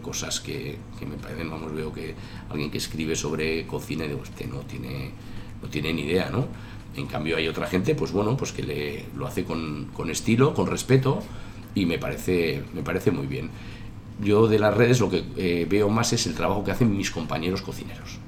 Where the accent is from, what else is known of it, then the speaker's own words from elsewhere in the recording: Tolosa, Basque Country, Spain; now in Navarre, Spain; yo soy nacido en Tolosa, mi madre es guipuzcoana, aunque mi padre era de, la ribera de Navarra